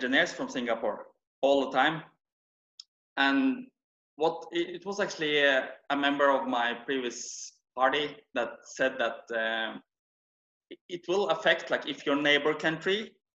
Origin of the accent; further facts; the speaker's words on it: Norway; moved away as an adult; now in Kuala Lumpur, Malaysia; I'm from Norway